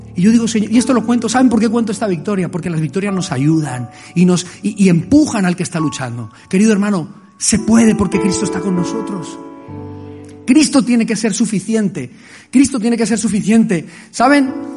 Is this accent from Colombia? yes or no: yes; Colombia; moved away; Wilson sabe dónde vengo yo, conoce mi pueblo. Es un pueblo de guerrilla, es un pueblo de violencia, allí en Colombia.